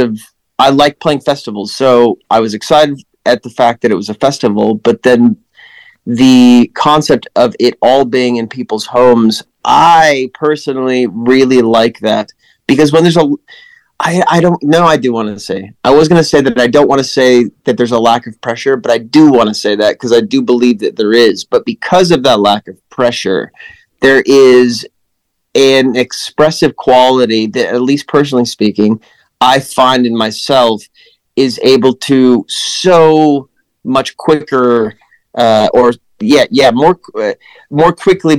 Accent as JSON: {"language": "English", "town": "Lincoln", "region": "Nebraska", "country": "United States", "tie": "born or raised there", "moved": "yes", "said": "I grew up in Lincoln, just capital"}